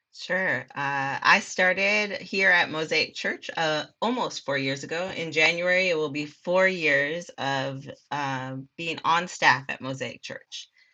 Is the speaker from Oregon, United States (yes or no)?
no; Minneapolis, Minnesota, United States; moved away as an adult; now in Texas, United States; I grew up in Minneapolis, Minnesota, South Side